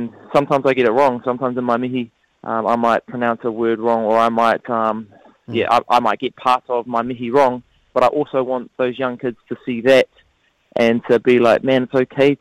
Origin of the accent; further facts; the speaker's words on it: Porirua, Wellington, New Zealand; we are from Porirua